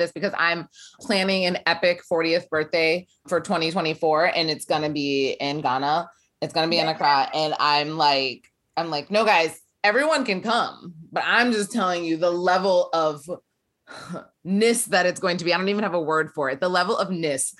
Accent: Warren, Ohio, United States; We're from Ohio.

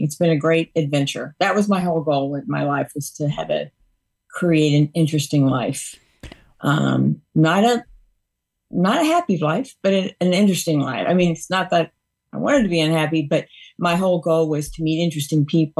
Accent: Louisiana, United States; I grew up in Louisiana, but you're the first person who's ever told me that I have that accent.

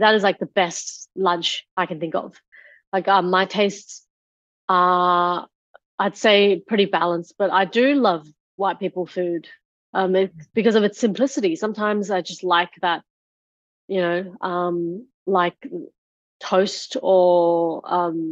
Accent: Australia; we were growing up in Australia

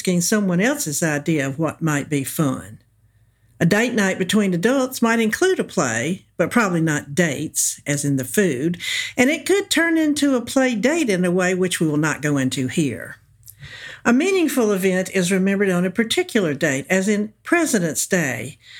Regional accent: the South, United States; accent: southern; also born or lived in Iran; given my southern accent

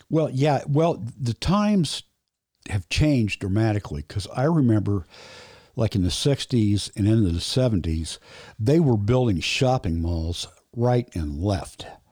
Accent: Indianapolis, Indiana, United States; I was born in Indianapolis, near, very near East Side. When I was about nine or ten, maybe, we moved out to the northwest side

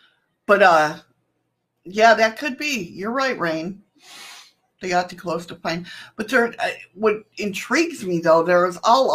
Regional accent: Alaska, United States; We're not really Russian, Amorowicz. We're Alaskan. We live in Alaska

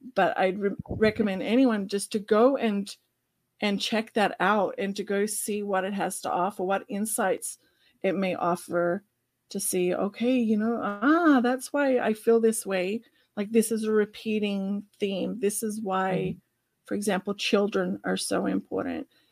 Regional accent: Australia; accent: Australian; my Australian accent

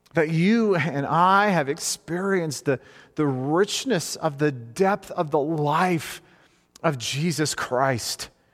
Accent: United States; as an American male

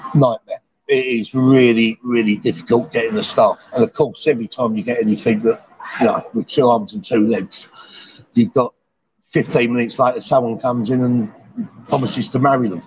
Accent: London, United Kingdom; moved away as an adult; now in Pattaya, Thailand; I'm sort of from London

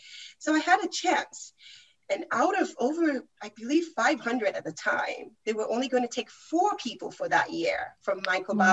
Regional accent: Nigeria; moved away; I'm originally from Nigeria.

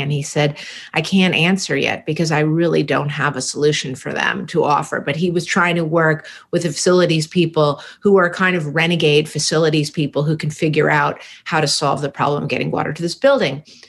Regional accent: San Francisco, California, United States; growing up in San Francisco in the Haight Ashbury

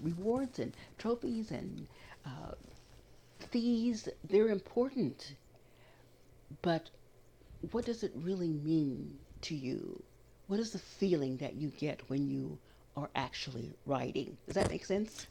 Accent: Kansas, United States; as a little brown girl growing up in Kansas

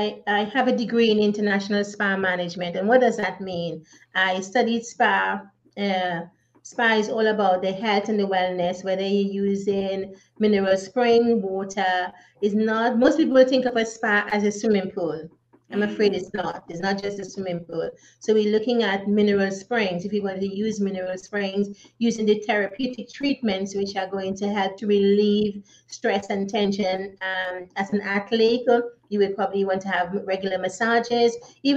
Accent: Trinidad & Tobago; also born or lived in Grenada / Curaçao; No, I was born in Grenada, which is a Spice Island. I grew up in Trinidad and Tobago and Curaçao.

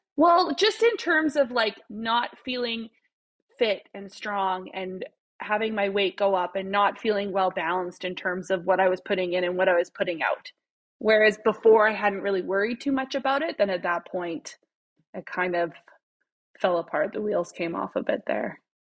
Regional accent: Saskatoon, Saskatchewan, Canada; moved away as an adult; also born or lived in Regina / Prince Albert; now in Edmonton, Canada; I'm originally from Saskatchewan. I was born and raised in Saskatoon

